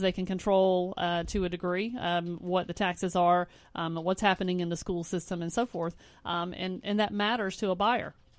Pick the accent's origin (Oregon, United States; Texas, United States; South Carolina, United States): South Carolina, United States; Spartanburg; now in West Columbia, United States; I'm from a small town. I'm from Spartanburg